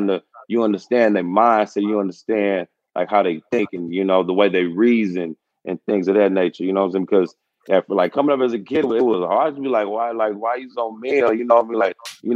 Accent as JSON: {"language": "English", "town": "Houston", "region": "Texas", "country": "United States", "tie": "born or raised there", "moved": "as an adult", "lives_now": "Louisville, United States", "said": "growing up in Houston, it was great, man. I came up Southwest, you know, Houston, Texas."}